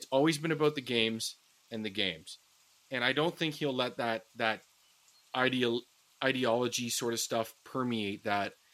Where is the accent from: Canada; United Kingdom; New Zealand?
Canada; We're Canadian.